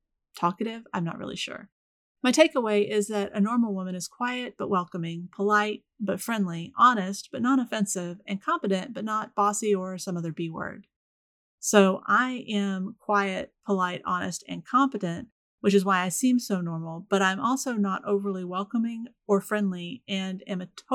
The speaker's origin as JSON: {"language": "English", "region": "Florida", "country": "United States", "tie": "born or raised there", "said": "I was raised in the Deep South, which tends to surprise people even if they know I'm from Florida."}